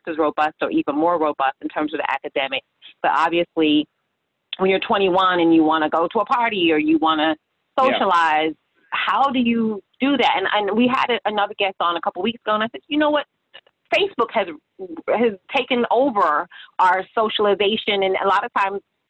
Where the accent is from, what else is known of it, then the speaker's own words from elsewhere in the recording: Fort Lauderdale, Florida, United States; now in West Palm Beach, United States; I'm in West Palm Beach, but I'm from Fort Lauderdale